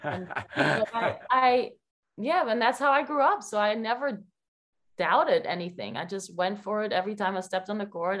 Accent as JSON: {"language": "English", "country": "Belgium", "moved": "as an adult", "lives_now": "New Jersey, United States", "said": "I'm from Belgium. I never moved out of Belgium"}